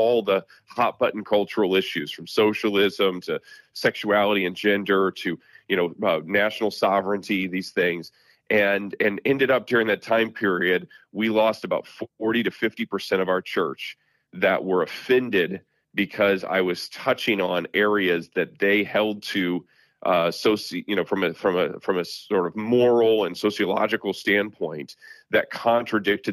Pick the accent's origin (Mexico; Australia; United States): United States; South Bend, Indiana; growing up here and really, you know, now pastoring in my hometown in South Bend, Indiana